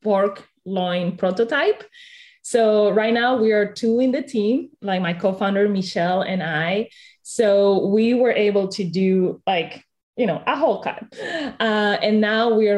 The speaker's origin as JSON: {"language": "English", "country": "Spain", "said": "I come from Spain"}